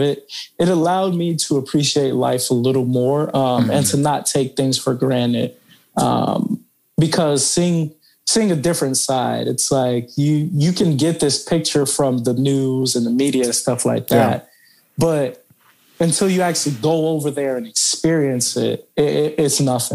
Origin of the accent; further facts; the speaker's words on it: New York City, New York, United States; now in Texas, United States; I moved from New York City to Texas, and you know, growing up in New York City